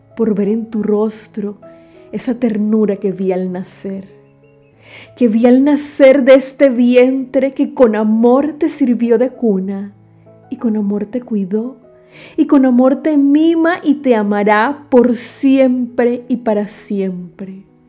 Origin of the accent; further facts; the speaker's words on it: David, Chiriquí, Panama; en mi país, Panamá.